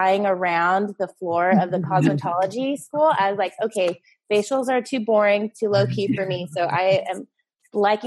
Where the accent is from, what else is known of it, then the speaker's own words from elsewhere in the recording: LA County, California, United States; also born or lived in Orange County, California; now in San Clemente, United States; I'm originally from LA County